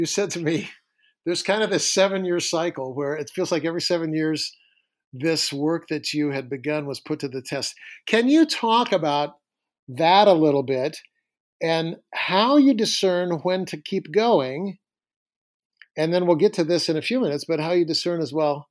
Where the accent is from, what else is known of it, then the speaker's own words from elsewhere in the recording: California, United States; moved away as an adult; now in Seattle, United States; I moved away from California to Seattle in college